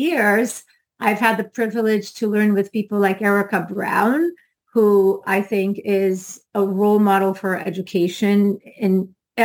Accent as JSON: {"language": "English", "country": "Brazil", "tie": "born or raised there", "moved": "yes", "lives_now": "Florida, United States", "said": "I'm from Brazil"}